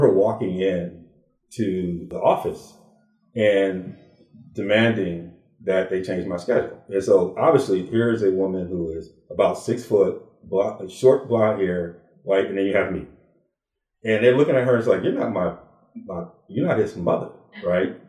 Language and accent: English; Beloit, Wisconsin, United States; also born or lived in Ann Arbor, Michigan; I uh, was born in Ann Arbor, Michigan, but grew up in Beloit, Wisconsin